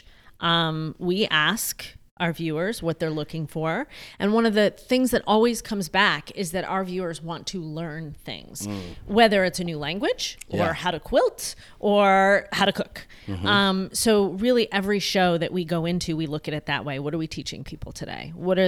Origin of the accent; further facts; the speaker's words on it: outside of Syracuse, upstate New York, United States; also born or lived in Rochester, New York / Buffalo, New York / Fredonia, New York; now in Charlotte, United States; I grew up outside of Syracuse